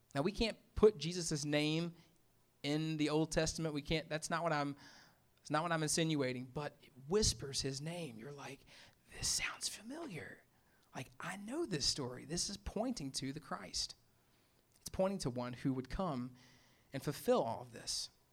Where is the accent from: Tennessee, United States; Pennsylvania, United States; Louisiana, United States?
Tennessee, United States; Memphis; moved away; I'm from Memphis